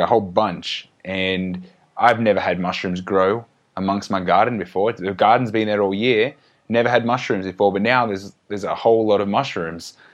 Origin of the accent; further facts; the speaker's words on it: Australia; growing up in Australia